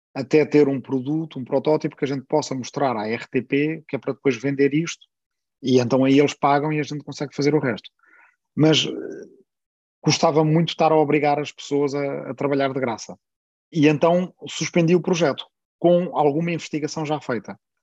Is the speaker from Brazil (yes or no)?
no; Portugal; accent: Portuguese (European Portuguese); sou bastante consciente da diferença e das dificuldades que o sotaque de Portugal tem no Brasil